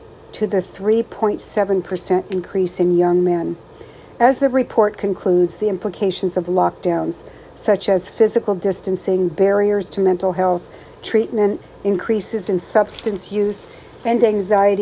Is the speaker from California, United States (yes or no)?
yes; San Francisco Bay Area, California, United States; I'm from the Bay Area